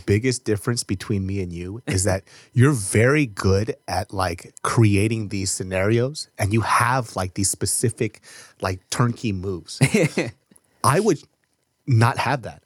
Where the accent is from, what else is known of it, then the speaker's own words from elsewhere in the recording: Sacramento, California, United States; we grew up in Sacramento